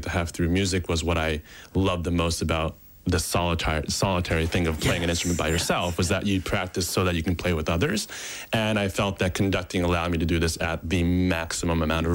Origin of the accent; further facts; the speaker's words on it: Japan; I was born in Japan